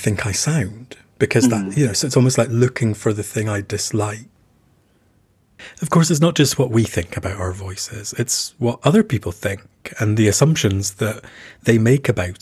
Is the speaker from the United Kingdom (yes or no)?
yes; United Kingdom; as a British person